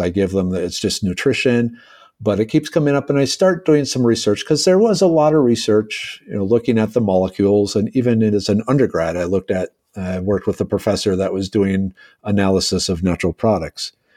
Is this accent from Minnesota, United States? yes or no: yes; Minnesota, United States; now in Houston, United States; a small farm town kid from Minnesota originally.